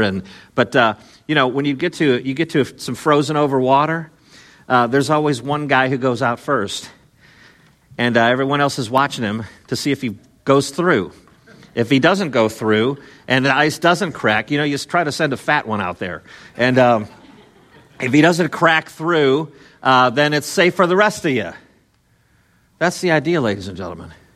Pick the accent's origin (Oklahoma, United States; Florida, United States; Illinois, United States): Illinois, United States; Chicago; growing up in Chicago, I was born in Chicago, but I lived in the suburbs, the n, the northwest suburbs